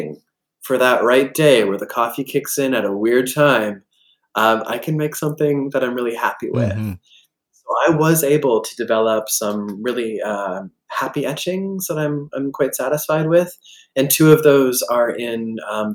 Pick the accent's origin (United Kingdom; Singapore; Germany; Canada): Canada; Collingwood, Ontario; moved away as an adult; also born or lived in Alfred, New York; now in North Carolina, United States; Collingwood, Ontario, my hometown